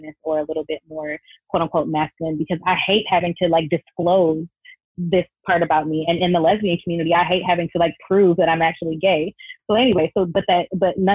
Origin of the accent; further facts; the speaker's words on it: Detroit, Michigan, United States; moved away as an adult; now in Hawaii, United States; I was born in Detroit. I was raised in Metro Detroit